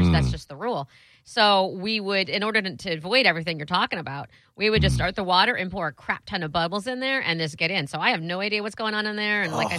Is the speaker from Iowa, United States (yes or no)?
yes; Iowa, United States; I was born in Iowa, damn it. In the middle of America.